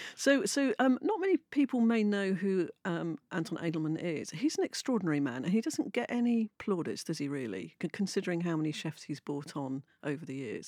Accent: London, United Kingdom; also born or lived in Manchester; I'm from London

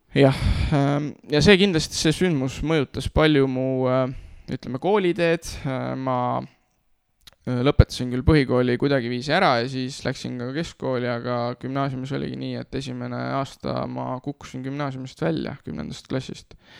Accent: Nõo, Tartu County, Estonia; moved away; ma tulen eh, Nõost, selles mõttes, et ma kasvasin üles Nõos

